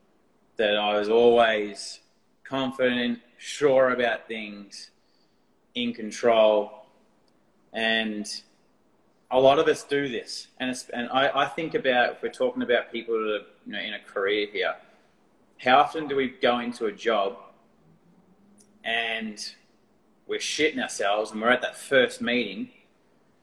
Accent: Australia; accent: Australian; my Australian accent

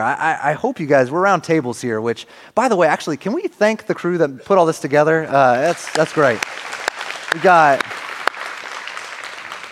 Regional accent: Northern California, United States; moved away as an adult; also born or lived in Arizona / Seattle area; now in Oregon, United States; I grew up in Northern California, my family originally from Seattle area

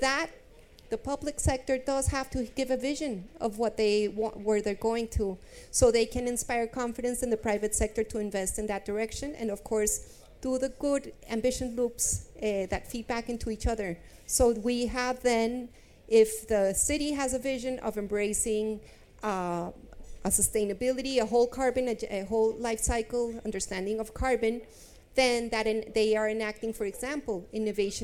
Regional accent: Bogota, Bogotá Capital District, Colombia; now in London, United Kingdom; I'm from Colombia. I'm from Bogota. I'm living in London

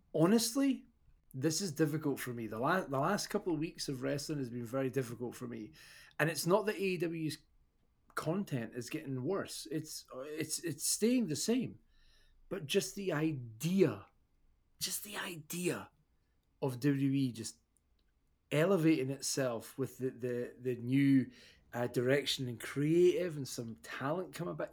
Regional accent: Scotland, United Kingdom

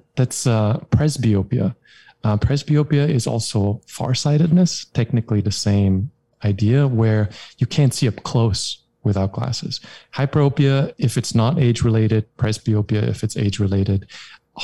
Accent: Germany; English is a second language; I'm from Germany

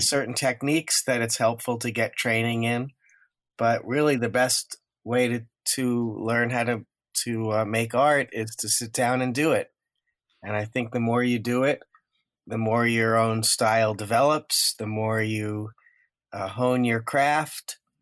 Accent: Woodmere, New York, United States; also born or lived in Far Rockaway, Queens, New York; I grew up in a town called Woodmere, which is just over the border in Nassau County, Long Island

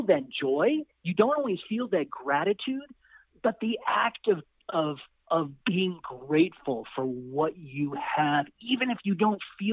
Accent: San Luis Valley, Colorado, United States; we come from the San Luis Valley in Colorado

